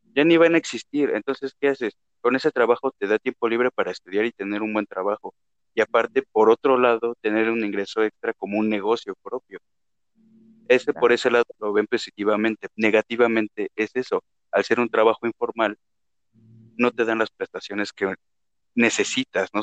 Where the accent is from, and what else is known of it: Mexico